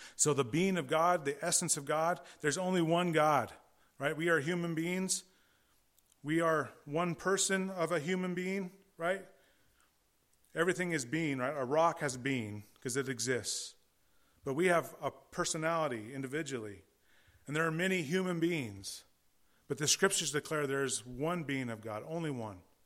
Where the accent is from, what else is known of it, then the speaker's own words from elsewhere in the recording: California, United States; I am from California